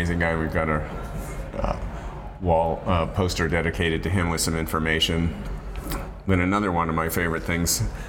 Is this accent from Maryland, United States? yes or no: yes; D.C. area, Maryland, United States; now in Washington, United States; I grew up in the Maryland, D.C. area.